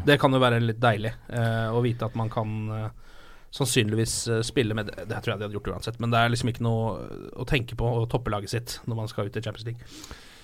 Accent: Norway; som nordmann, sånn som jeg er

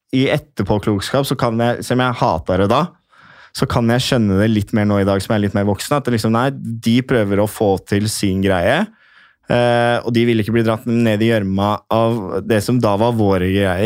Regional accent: Norway; jeg var norsk

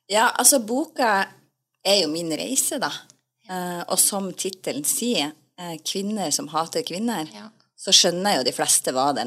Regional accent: Northern Norway, Norway; Jeg kommer fra Nord-Norge.

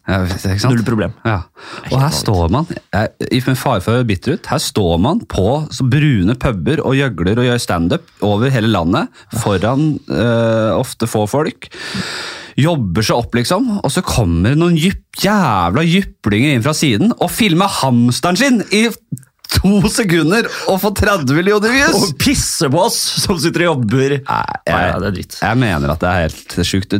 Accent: Bærum, Akershus, Norway; Jeg er fra Bærum

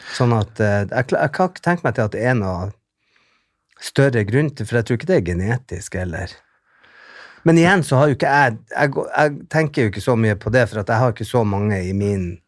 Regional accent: Bodø, Nordland, Norway; moved away; also born or lived in England; hjembyen min

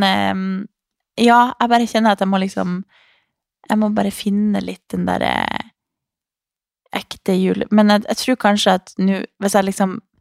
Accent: Harstad, Troms, Norway; moved away; Jeg må hjem til nord

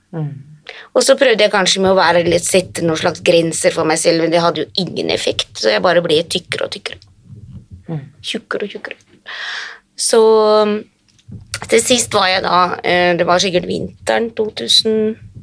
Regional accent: Hadeland, Innlandet, Norway; now in Finland; jeg er norsk, født i Norge, på Hadeland. Men allerede som eh, veldig ung så flyttet jeg

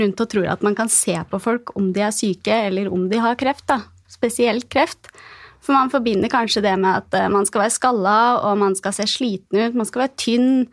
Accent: Gjøvik, Innlandet, Norway; jeg kommer fra Gjøvik

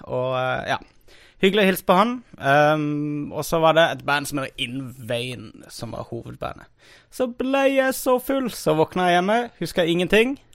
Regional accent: Kristiansand, Agder, Norway; moved away; vi var hjemme i Kristiansand.

